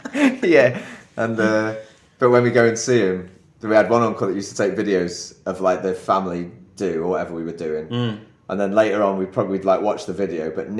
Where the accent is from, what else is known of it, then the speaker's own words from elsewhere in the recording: Chester, North West England, United Kingdom; now in China; I'm from Chester, and we speak properly over there.